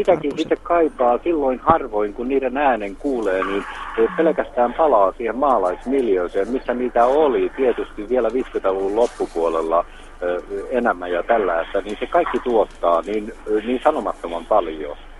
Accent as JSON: {"language": "Finnish", "town": "Jalasjärvi", "region": "South Ostrobothnia", "country": "Finland", "tie": "born or raised there", "moved": "yes", "lives_now": "Vaasa, Finland", "said": "mä olen syntyisin Etelä-Pohjanmaalta ja mä palaan joskus ja käyn syntymäkotona"}